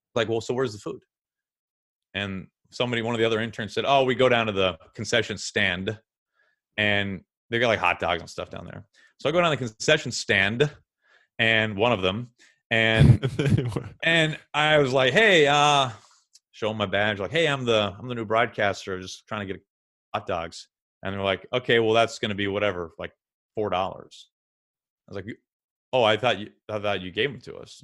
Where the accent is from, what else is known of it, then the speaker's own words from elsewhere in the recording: St. Louis, Missouri, United States; moved away; a trade school in Saint Louis, my hometown